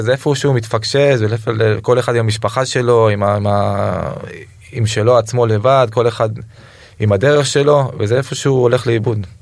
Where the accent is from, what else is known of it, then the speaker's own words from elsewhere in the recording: Rishon LeZion, Central District, Israel; גדלתי ברמת אליהו